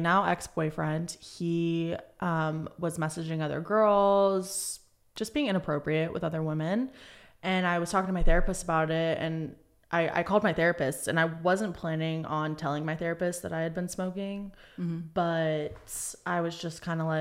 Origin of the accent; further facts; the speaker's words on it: Charlotte, North Carolina, United States; moved away as an adult; now in California, United States; I am originally from Charlotte, North Carolina, grew up there most of my life. And I came out to California to get clean and sober